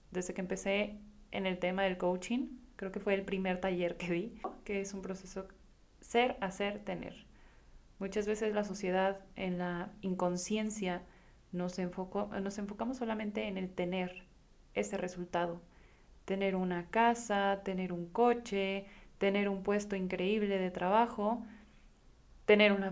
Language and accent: Spanish; Guadalajara, Jalisco, Mexico; Hace unas semanas me escapé a La Paz yo soy de Guadalajara y pues esta la verdad es que para mí resulta una ciudad bastante acelerada